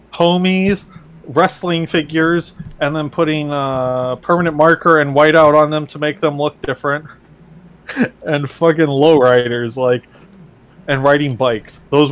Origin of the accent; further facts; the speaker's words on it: Carpentersville, Illinois, United States; when fucking I was growing up in Carpentersville